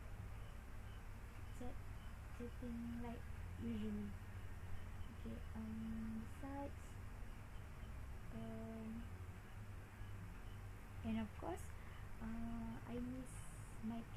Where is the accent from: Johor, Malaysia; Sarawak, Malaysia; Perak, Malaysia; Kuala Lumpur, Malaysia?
Johor, Malaysia; my hometown in Johor